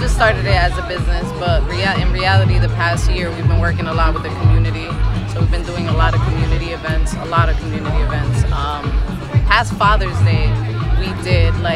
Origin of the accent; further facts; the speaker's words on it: Elizabeth, New Jersey, United States; We're from Elizabeth